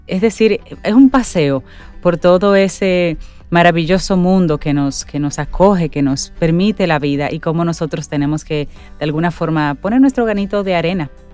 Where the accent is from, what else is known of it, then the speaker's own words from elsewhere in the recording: Dominican Republic; cada rinconcito de nuestro país